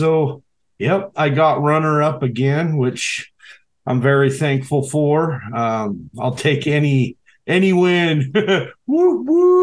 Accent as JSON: {"language": "English", "town": "Seattle", "region": "Washington", "country": "United States", "tie": "born or raised there", "moved": "yes", "lives_now": "Alaska, United States", "said": "I grew up in Seattle, the Seattle area, up until 96."}